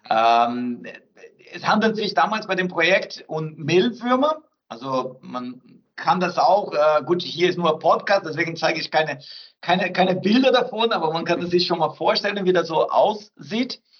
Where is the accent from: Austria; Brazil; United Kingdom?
Brazil; South Brazil; German is a second language; Ich bin Brasilianer, ich komme aus Südbrasilien, ich bevorzuge natürlich einen Rindersteak